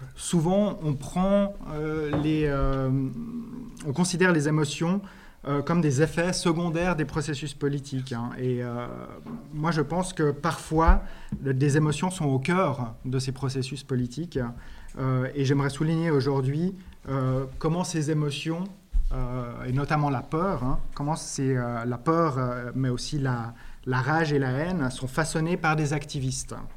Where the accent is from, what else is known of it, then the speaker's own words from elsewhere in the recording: Switzerland; Je viens de Suisse